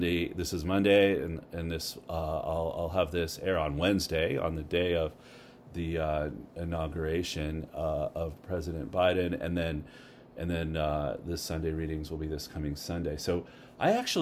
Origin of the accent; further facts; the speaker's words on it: Canada; now in United States; I'm a Canadian, but I've been living here long enough